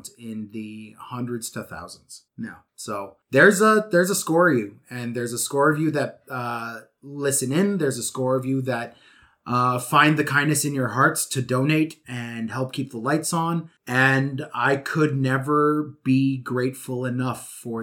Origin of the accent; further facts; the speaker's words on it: Canada; I'm Canadian